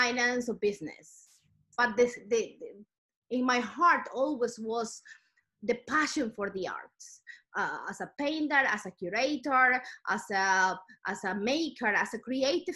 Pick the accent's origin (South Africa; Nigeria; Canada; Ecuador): Ecuador; moved away as an adult; now in United Kingdom; I'm originally from South America. I'm from Ecuador.